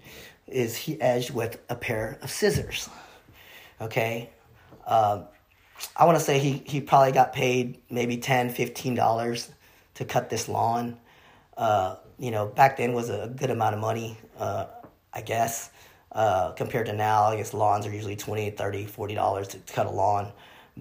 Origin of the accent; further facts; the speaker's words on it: United States; also born or lived in Vietnam; Growing up in America, I wouldn't say it was difficult, but I would say that it was, I mean, I was learning two languages at the same time in the household